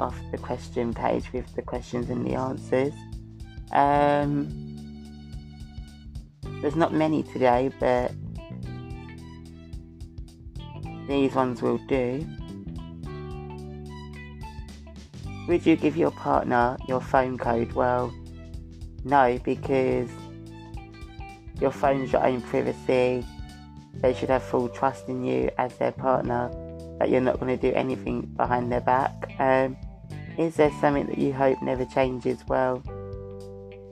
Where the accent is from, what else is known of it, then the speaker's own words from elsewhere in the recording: Essex, East of England, United Kingdom; I'm from Essex